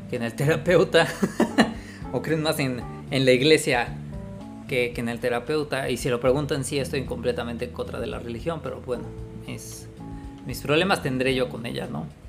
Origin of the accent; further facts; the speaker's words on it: Mexico; acá en México, en mi ciudad natal